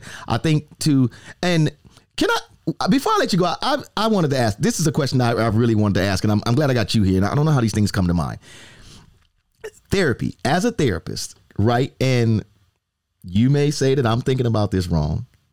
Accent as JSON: {"language": "English", "region": "East Coast", "country": "United States", "said": "I'm an East Coast dude"}